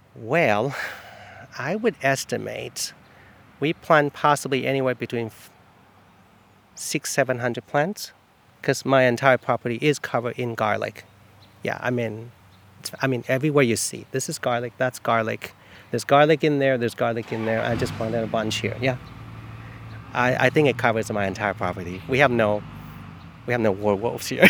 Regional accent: Taiwan; now in East Orleans, United States; I'm from Taiwan.

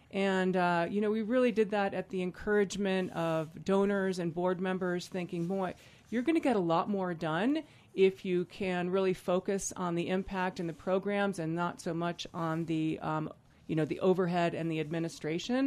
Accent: Vail, Colorado, United States; a kid growing up in Vail

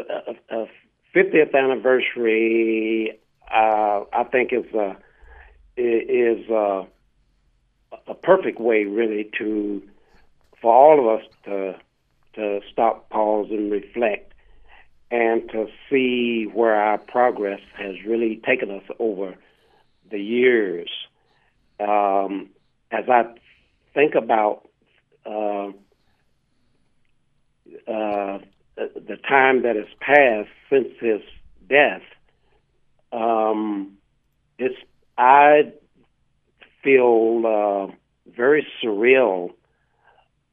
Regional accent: Sand Springs, Oklahoma, United States; I was raised in Oklahoma, actually a little town right outside of Tulsa, Oklahoma, called Sand Springs.

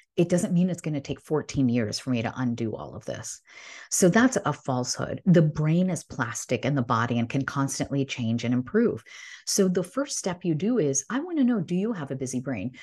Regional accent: Illinois, United States; I grew up in Illinois

